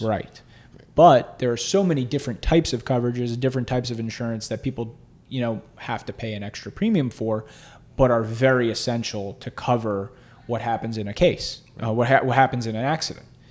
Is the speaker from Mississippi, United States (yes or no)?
no; South Florida, United States; also born or lived in Hollywood, Florida / Boca Raton, Florida / Weston, Florida; So I grew up in, uh, South Florida